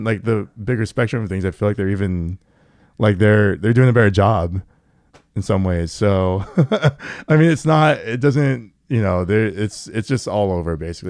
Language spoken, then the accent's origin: English; Everett, Washington, United States; Yeah, from Everett.